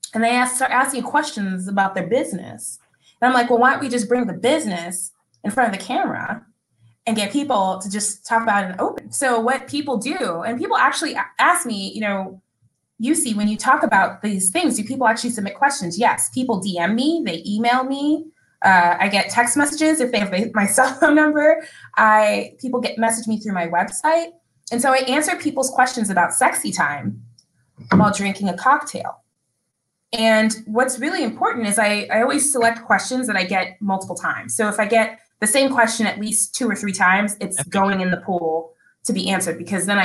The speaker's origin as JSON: {"language": "English", "town": "Dallas", "region": "Texas", "country": "United States", "tie": "born or raised there", "also_born_or_lived": "Boston / Chicago", "moved": "as an adult", "said": "I was born and raised in Dallas, Texas"}